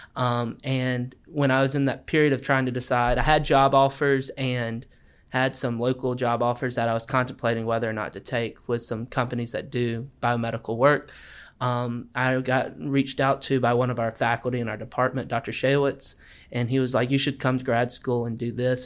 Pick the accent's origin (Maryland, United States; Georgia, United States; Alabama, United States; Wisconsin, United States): Alabama, United States; Wetumpka; I'm originally from Wetumpka, Alabama